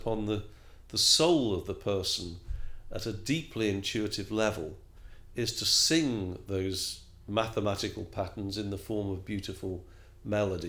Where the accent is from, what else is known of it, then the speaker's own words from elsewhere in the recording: England, United Kingdom; I'm English as well